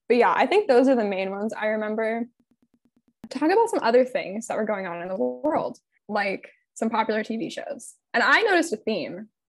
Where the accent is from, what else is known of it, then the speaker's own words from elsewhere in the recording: California, United States; I know that I am a Californian.